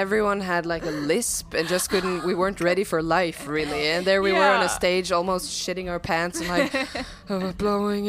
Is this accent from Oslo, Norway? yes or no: no; Bergen, Vestland, Norway; first language Norwegian; English is a second language; We're born and raised in Bergen.